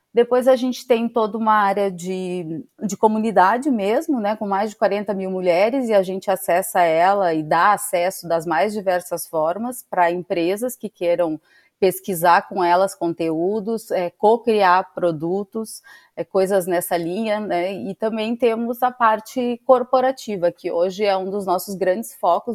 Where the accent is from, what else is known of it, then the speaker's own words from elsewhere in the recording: Rio Grande do Sul, Brazil; moved away; sou gaúcha